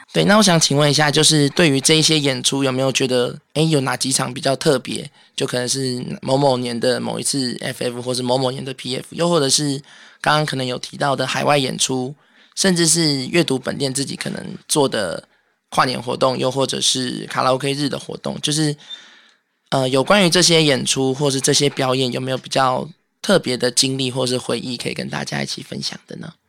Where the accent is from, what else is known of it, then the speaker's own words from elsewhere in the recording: Taipei, Taiwan; 我本身是台北人嘛